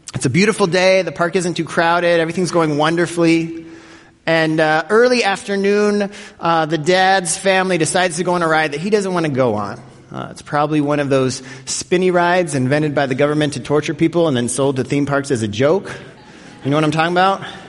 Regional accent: Denver, Colorado, United States; growing up in Denver, Colorado, every year my family would go to Elitch Gardens

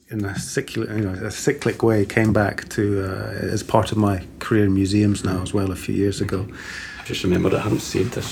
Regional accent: Stockholm, Stockholm County, Sweden; born there; I was born in Stockholm, in Sweden.

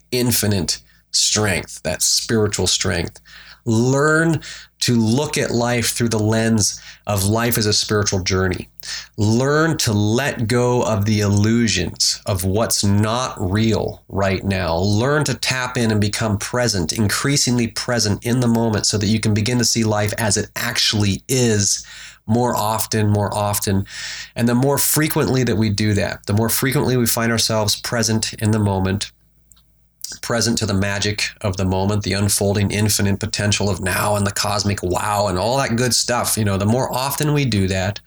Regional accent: Alaska, United States; moved away; And so I grew up in Alaska. I was born and raised in Alaska

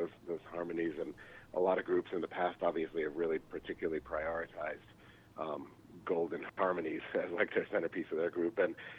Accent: Philadelphia, Pennsylvania, United States; also born or lived in New York City; now in Chicago, United States; Yeah, we're in Chicago. I moved from New York City. Actually from Philadelphia, and I was living in New York when I met Junior and moved out here.

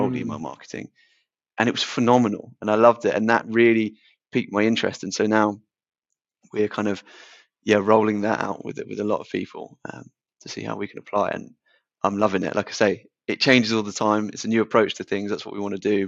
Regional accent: Portsmouth, South East England, United Kingdom; So we're both 25, both born and bred in Portsmouth

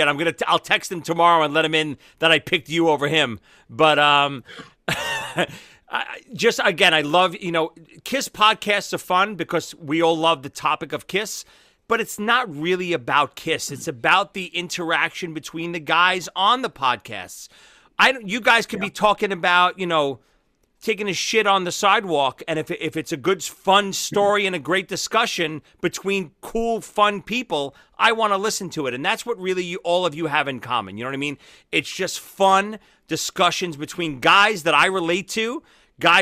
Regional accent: New York, United States; I'm from New York, from Brooklyn.

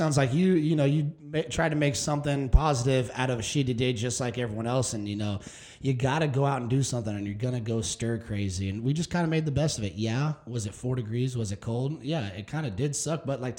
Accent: Midwest, United States; now in Texas, United States; I'm just glad I'm from the Midwest

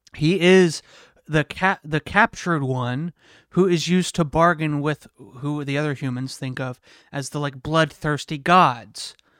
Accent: United States; I'm so American

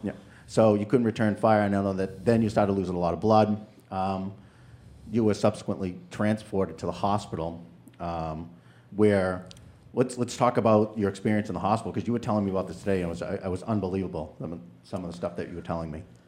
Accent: New Hampshire, United States; I'm from New Hampshire

